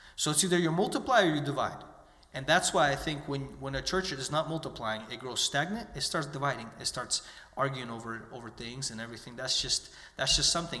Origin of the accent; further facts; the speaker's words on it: United States; I was born and raised in the United States